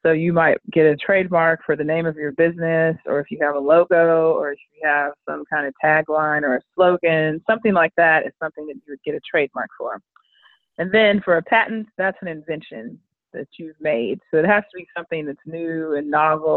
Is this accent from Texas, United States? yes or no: yes; Richardson, Texas, United States; also born or lived in Tallahassee, Florida / Austin, Texas; now in Dallas, United States; I grew up in Richardson, Texas